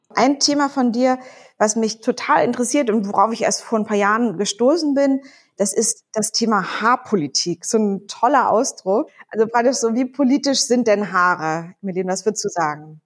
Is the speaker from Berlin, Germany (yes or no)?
yes; Berlin, Germany; als Berlinerin, die in so einer kleinen Insel, auf einer kleinen Insel quasi groß geworden ist